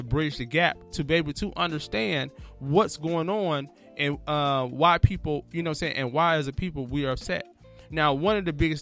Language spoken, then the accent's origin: English; Detroit, Michigan, United States; now in Los Angeles, United States; I am from Detroit, man, and I love my city to death